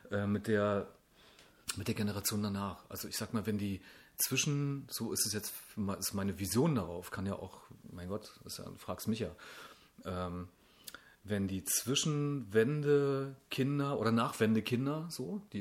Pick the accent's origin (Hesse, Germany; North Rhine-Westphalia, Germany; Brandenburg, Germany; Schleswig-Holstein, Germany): Brandenburg, Germany; ey, komm, {S0} entspann dich, ich komme aus Brandenburg.